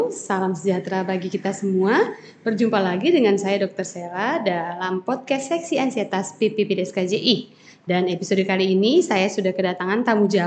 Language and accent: Indonesian; Surabaya, East Java, Indonesia; Saya dari Surabaya.